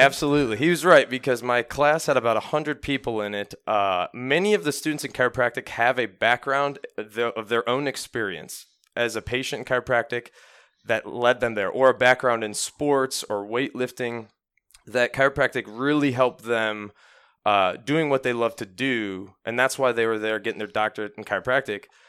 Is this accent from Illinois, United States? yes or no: no; Parma, Ohio, United States; I grew up in Parma, Ohio